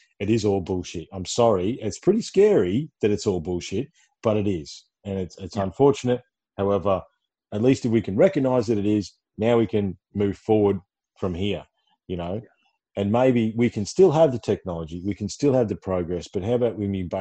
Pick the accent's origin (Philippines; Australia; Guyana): Australia; Ballarat, Victoria; I hail from Ballarat